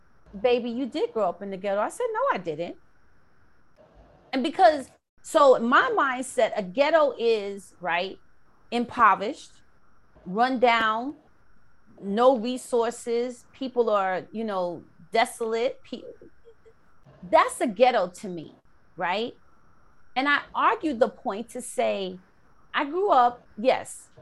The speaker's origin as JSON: {"language": "English", "town": "New York City", "region": "New York", "country": "United States", "tie": "born or raised there", "said": "someone that I grew up with in the Bronx, in South Bronx, on 169 and Webster."}